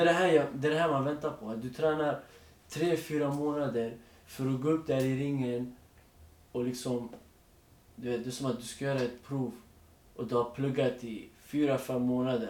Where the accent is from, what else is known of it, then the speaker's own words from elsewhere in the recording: Stockholm, Stockholm County, Sweden; jag är född och uppväxt i Rinkeby